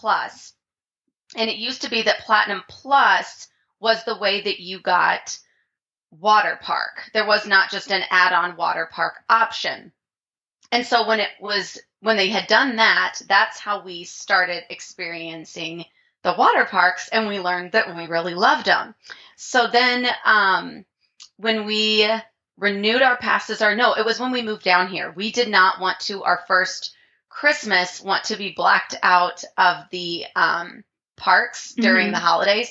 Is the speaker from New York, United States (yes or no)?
no; St. Louis, Missouri, United States; moved away as an adult; now in Orlando, United States; we are St. Louis area natives. So we moved down here in the fall of 2019.